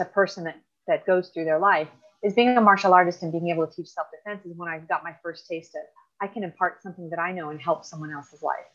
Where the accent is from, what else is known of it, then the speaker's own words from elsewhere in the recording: the Valley, California, United States; now in Orange County, United States; I currently I live in Orange County. I grew up in the Valley with the rest of my siblings